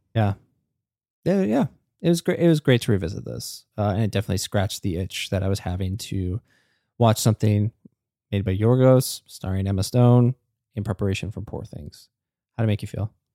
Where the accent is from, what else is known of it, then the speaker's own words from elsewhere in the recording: Canada; as a Canadian